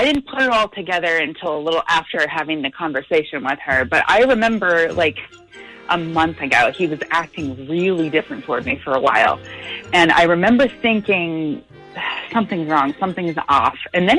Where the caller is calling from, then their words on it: Hampton, United States; I'm in Hampton.